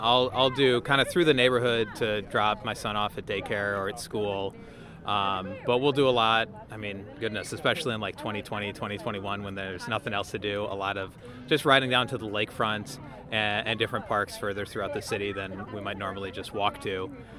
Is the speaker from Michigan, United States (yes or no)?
no; Milwaukee, Wisconsin, United States; I'm from the Washington Heights neighborhood in Milwaukee.